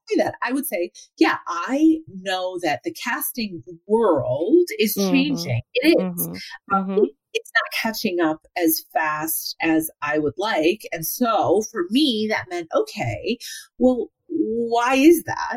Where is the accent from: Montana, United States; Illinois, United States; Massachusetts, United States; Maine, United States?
Illinois, United States; Evanston; I grew up in Evanston, Illinois